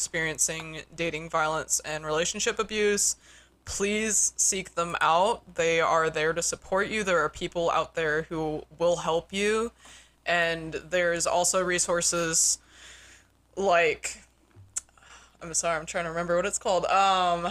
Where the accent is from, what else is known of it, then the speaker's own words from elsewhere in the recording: Westminster, Colorado, United States; moved away; I grew up in Westminster between Denver and Boulder